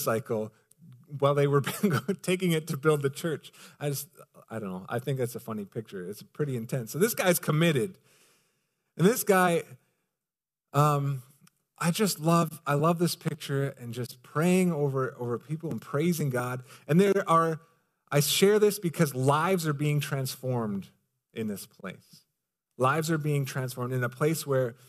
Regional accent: Canada; I'm a guy from Canada

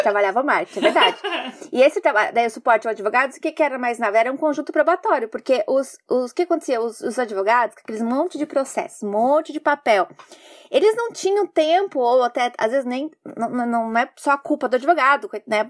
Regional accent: Curitiba, Paraná, Brazil; now in Japan; Eu sou curitibana

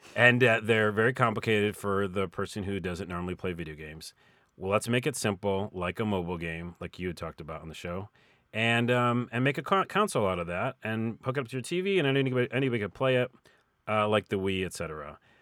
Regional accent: Syracuse, New York, United States; moved away; I'm from Syracuse

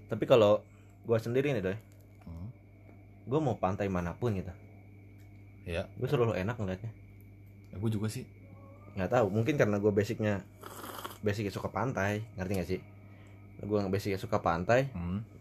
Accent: Tanjung Priok, Jakarta, Indonesia; born there; gue lahir di Priok basic gue juga turunan dari sana Sulawesi kan orang-orang pesisir semua.

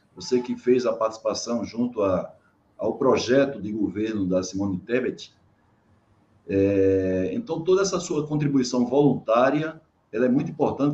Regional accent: Brazil; como brasileiro

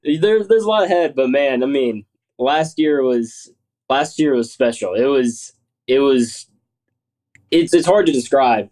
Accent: Columbus, Georgia, United States; I'm from Columbus, Georgia.

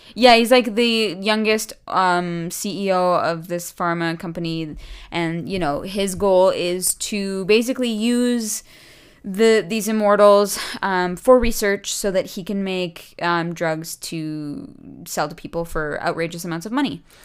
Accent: Calgary, Alberta, Canada; moved away; growing up in Calgary

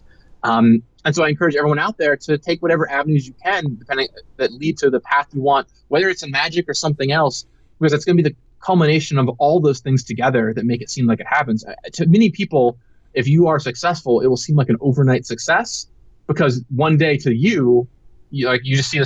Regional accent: Seattle, Washington, United States; I grew up in Seattle

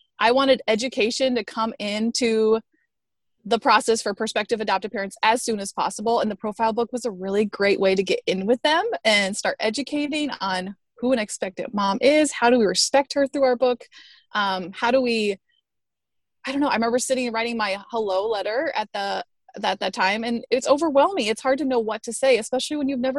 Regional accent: Tucson, Arizona, United States; now in Chicago, United States; I grew up in the desert of Tucson, Arizona, and then I've been in Chicago now for somewhere between 10 and 15 years.

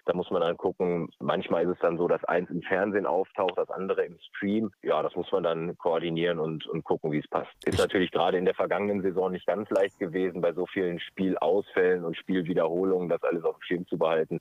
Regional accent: near Dortmund, North Rhine-Westphalia, Germany; ich bin in der Nähe von Dortmund groß geworden

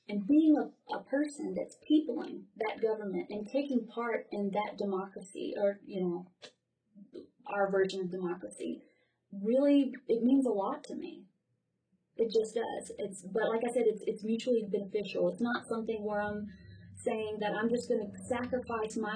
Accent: the South, United States; possibly because I'm from the South too, and the military is has is very respected where I'm from.

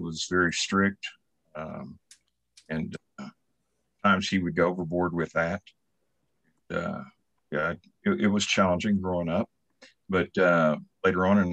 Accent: Oklahoma City, Oklahoma, United States; moved away as an adult; also born or lived in Lawton, Oklahoma / Bartlesville, Oklahoma / San Antonio, Texas; now in Oklahoma, United States; I was born in 1953 in Oklahoma City

